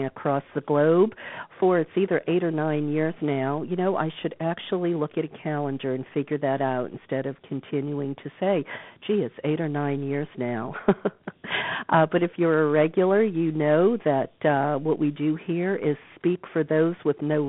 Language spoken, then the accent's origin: English; New Orleans, Louisiana, United States; moved away; my hometown of New Orleans